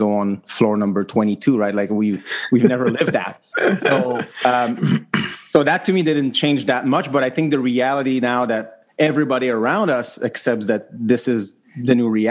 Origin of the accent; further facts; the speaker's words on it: Canada; the reality of being Canadian, having two kids